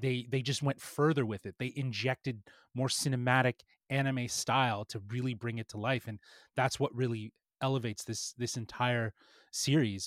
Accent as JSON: {"language": "English", "town": "Toronto", "region": "Ontario", "country": "Canada", "said": "we're from Toronto"}